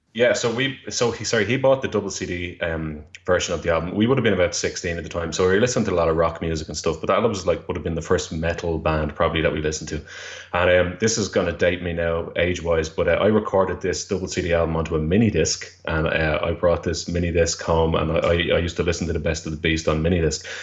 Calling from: Dublin, Leinster, Ireland; I'm calling from Dublin, Ireland, at the moment.

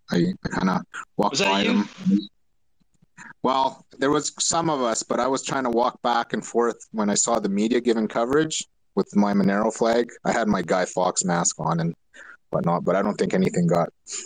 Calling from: Alberta, Canada; I'm calling from Canada here in Alberta

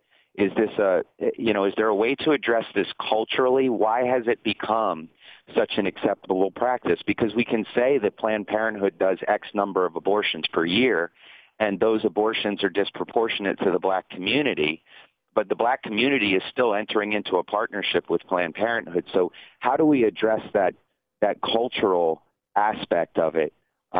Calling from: Louisiana, United States; I'm actually calling from Louisiana.

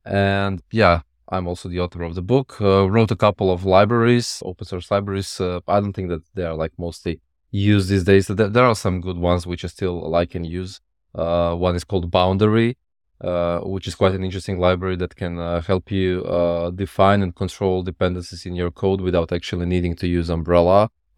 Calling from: Croatia; Yeah, I'm in Croatia, Europe.

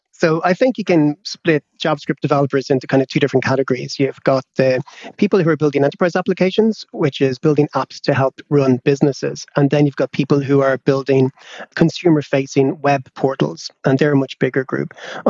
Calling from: London, United Kingdom; I'm calling in from London, where we're having a heat wave

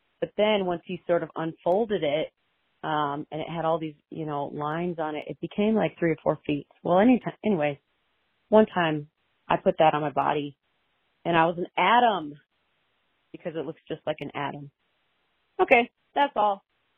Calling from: Denver, Colorado, United States; I'm calling from Denver

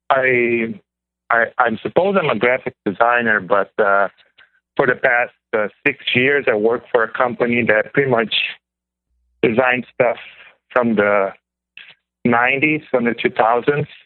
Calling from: Pennsylvania, United States; Um, well, my area code is from Illinois, but I'm calling from Pennsylvania.

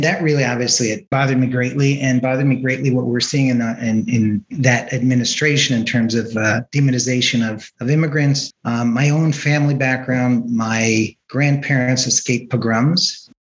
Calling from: San Carlos, California, United States; Zooming in from San Carlos, California. It's in Northern California, in the Bay Area.

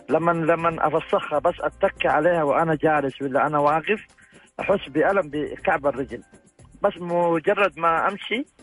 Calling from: Jeddah, Makkah Province, Saudi Arabia; جدة يا اختي

